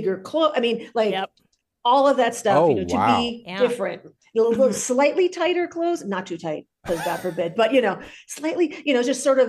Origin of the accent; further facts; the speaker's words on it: slightly north of New York City, United States; I grew up in a very WASPy, conservative, straight edge community, very slightly north of New York City.